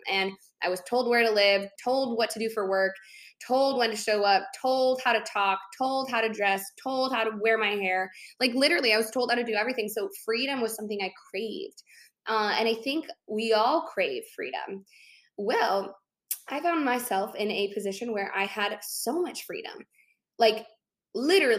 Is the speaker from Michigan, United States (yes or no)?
no; Chicago, Illinois, United States; moved away as an adult; my hometown, I grew up in Chicago